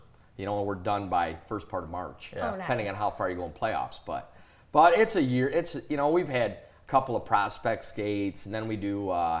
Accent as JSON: {"language": "English", "town": "Lansing", "region": "Michigan", "country": "United States", "tie": "born or raised there", "said": "I grew up in Lansing playing hockey and high school hockey"}